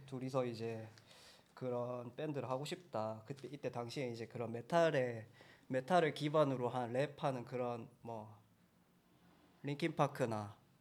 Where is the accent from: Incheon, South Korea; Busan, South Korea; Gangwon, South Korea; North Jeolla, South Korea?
Busan, South Korea; 부산에서 왔습니다.